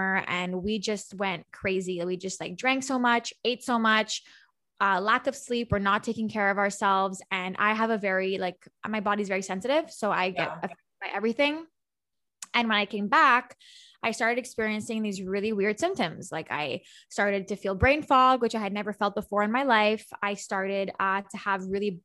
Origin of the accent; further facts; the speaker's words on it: Montreal, Quebec, Canada; I'm from Montreal